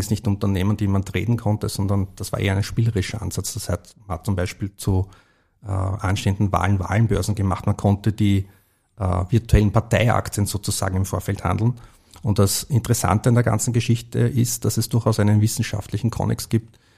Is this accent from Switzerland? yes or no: no; Vienna, Austria; ich bin im Börseviertel aufgewachsen